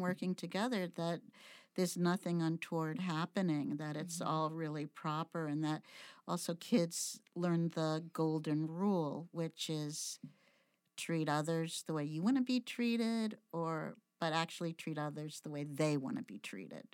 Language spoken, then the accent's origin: English; Brockton, Massachusetts, United States; i grew up in brockton massachusetts